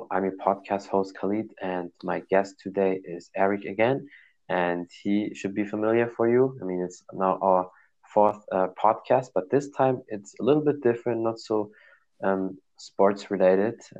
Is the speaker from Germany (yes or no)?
yes; Germany; also born or lived in Cologne; I'm from Germany, and Poland is a neighbor country from Germany, so it's not that far away.